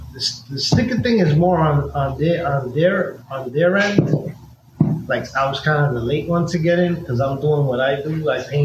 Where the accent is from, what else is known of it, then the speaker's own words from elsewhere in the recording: New York City, New York, United States; I'm from Sunset Park, Brooklyn.